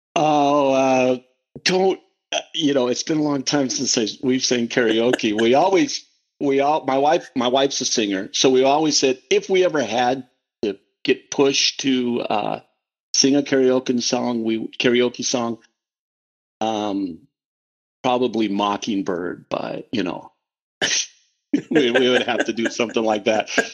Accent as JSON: {"language": "English", "region": "Western Iowa", "country": "United States", "tie": "born or raised there", "first_language": "English", "moved": "yes", "lives_now": "Omaha, United States", "said": "I was raised in Western Iowa"}